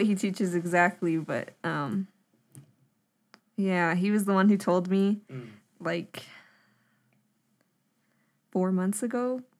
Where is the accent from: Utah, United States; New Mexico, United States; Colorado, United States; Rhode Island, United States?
New Mexico, United States; Zuni; I'm 19 years old, and I'm from Zuni, New Mexico.